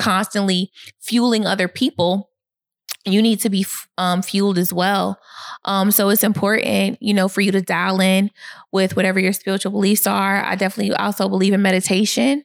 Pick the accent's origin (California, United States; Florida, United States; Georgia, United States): Georgia, United States; Atlanta; also born or lived in Boston, Massachusetts / Gwinnett County, Georgia; I moved to Atlanta when I was five years old.